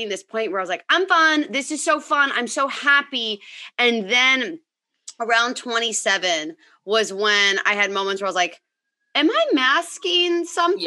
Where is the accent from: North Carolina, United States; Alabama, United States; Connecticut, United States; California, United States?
California, United States; Bay Area; moved away as an adult; also born or lived in New York City; I was born and raised in the Bay Area